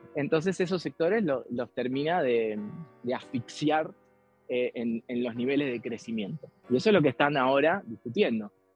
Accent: Argentina; había venido a estudiar a mi país, a la Argentina

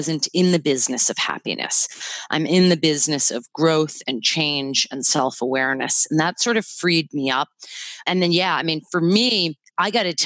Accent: Massachusetts, United States; moved away as an adult; also born or lived in Washington, D.C.; now in Hawaii, United States; I was born and raised in Massachusetts and lived there for 37 years.

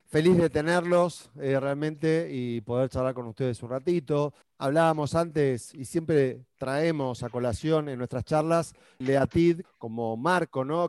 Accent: Argentina; moved away as an adult; now in Peru; yo siendo argentino vivo en Perú ya hace poquito más de 10 años

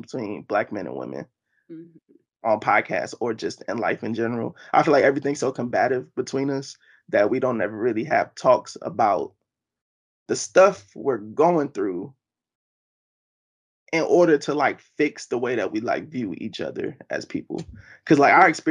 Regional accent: Baltimore, Maryland, United States; I just moved back home to Baltimore, Maryland

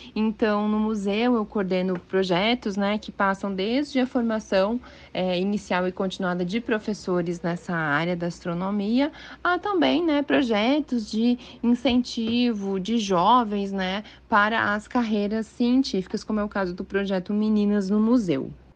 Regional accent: Rio Grande do Sul, Brazil; moved away; eu sou gaúcha, eu fiz a minha graduação e mestrado na Universidade Federal do Rio Grande do Sul

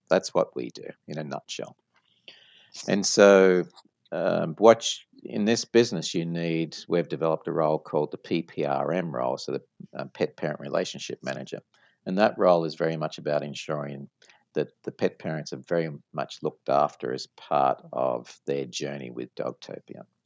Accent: Sydney, New South Wales, Australia; moved away as an adult; now in United States; from my accent you probably noticed that i'm uh, not from the us i like to tell people that i'm from way down south and so born uh, in sydney australia

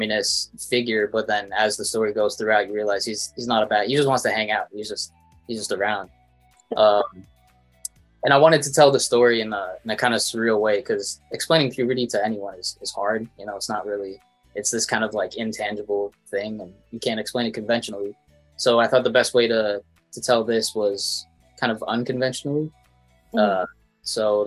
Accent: Toronto, Ontario, Canada; I'm a filmmaker from Toronto, Canada

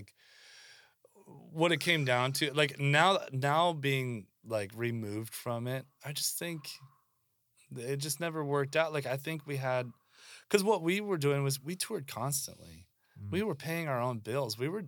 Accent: Pacific Northwest, United States; we're punk kids from the Northwest.

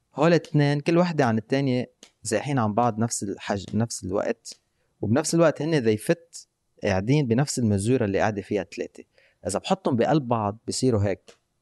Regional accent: Lebanon; نحن بلبنان

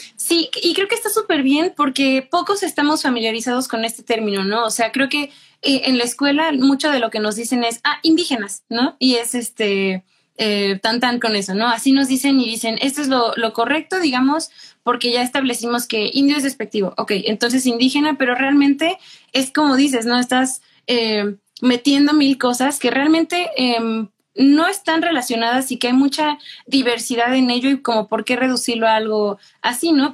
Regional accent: Mexico; nosotros somos mexicanos

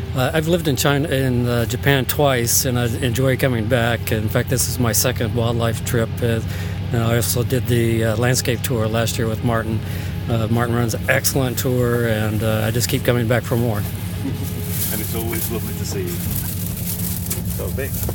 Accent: Costa Rica; I'm Christian. I'm from Costa Rica

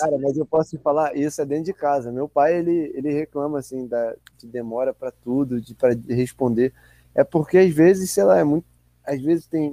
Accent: Rio de Janeiro, Brazil; sendo carioca

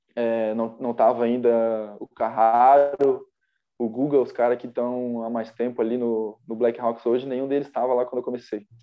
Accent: Blumenau, Santa Catarina, Brazil; also born or lived in Timbó; eu sou de Blumenau, eu nasci lá, né?

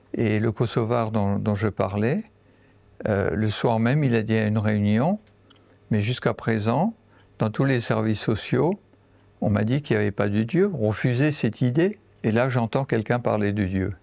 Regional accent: Lorraine, Grand Est, France; moved away as an adult; also born or lived in Central African Republic; je viens en fait de Lorraine. J'habite maintenant dans, dans, cette région.

